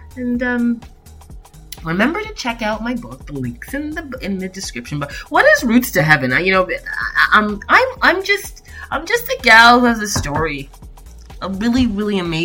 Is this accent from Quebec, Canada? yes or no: no; Toronto, Ontario, Canada; also born or lived in Niagara Falls; I was born in Toronto, Canada. I went to Corvette Junior Prentice School, Robert Service. I went to, Wexford High School. I went to Etobicoke School of the Arts.